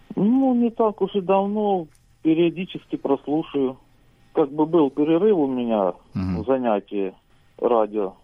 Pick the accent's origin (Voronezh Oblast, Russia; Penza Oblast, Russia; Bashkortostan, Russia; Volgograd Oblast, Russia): Voronezh Oblast, Russia; я из России, ну, живу в селе